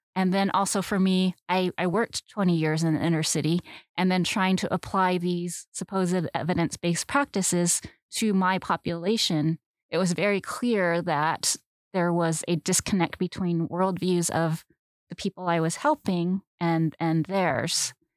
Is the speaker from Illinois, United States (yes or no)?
no; Southern California, United States; I grew up in Southern California